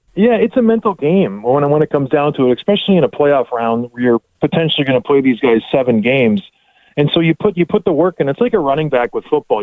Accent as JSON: {"language": "English", "country": "Canada", "said": "Us being Canadian"}